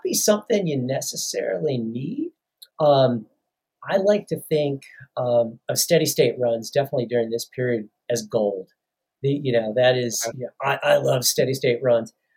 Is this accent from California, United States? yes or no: no; Chicago, Illinois, United States; moved away; I'm from the Chicago area